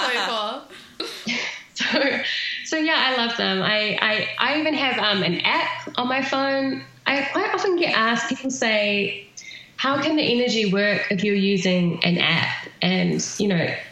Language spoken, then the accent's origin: English; New Zealand; accent: New Zealand; my New Zealand accent